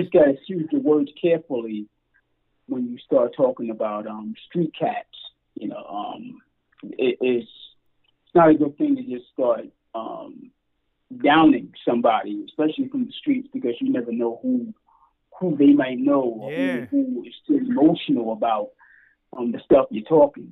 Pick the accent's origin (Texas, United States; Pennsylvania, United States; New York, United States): New York, United States; New York City; We're from Brooklyn